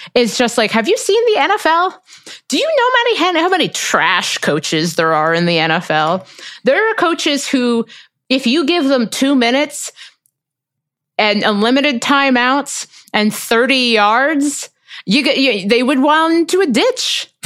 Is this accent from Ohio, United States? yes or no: yes; Cincinnati, Ohio, United States; I'm from Cincinnati